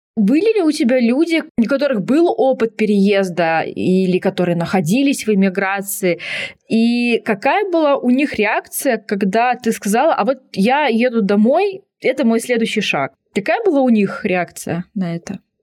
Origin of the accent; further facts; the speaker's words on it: near Tomsk, Western Siberia, Tomsk Oblast, Russia; moved away; я вот родилась в Томске под Томском даже, в Сибири, в Западной